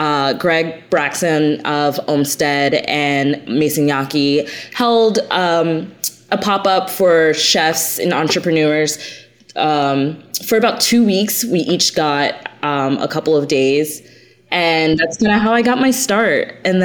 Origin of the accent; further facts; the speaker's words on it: Jamaica; And I'm Jamaican, so we had a connection.